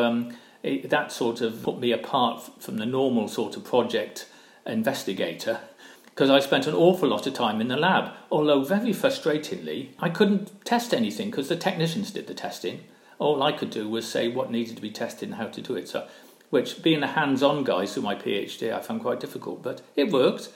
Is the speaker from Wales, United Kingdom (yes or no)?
yes; Barry, Wales, United Kingdom; now in West Sussex, United Kingdom; I grew up in Barry, which is uh, um, in South Wales